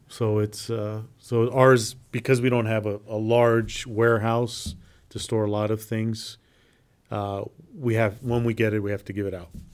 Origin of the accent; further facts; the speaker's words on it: Nampa, Idaho, United States; I grew up in South Nampa